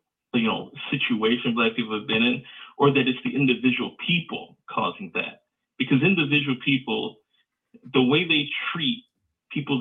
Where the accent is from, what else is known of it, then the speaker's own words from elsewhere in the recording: Chicago, Illinois, United States; now in Indiana, United States; I'm from Indiana, born and raised in Chicago.